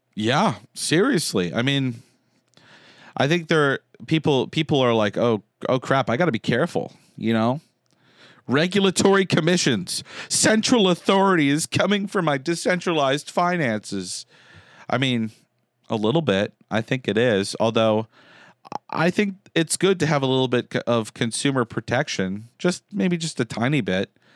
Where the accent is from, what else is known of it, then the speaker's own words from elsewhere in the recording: Concord, Massachusetts, United States; I grew up in Concord